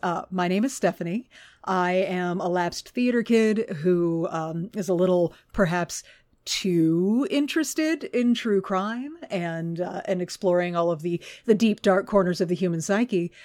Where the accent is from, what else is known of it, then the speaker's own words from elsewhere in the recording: Houston, Texas, United States; when I was growing up in Houston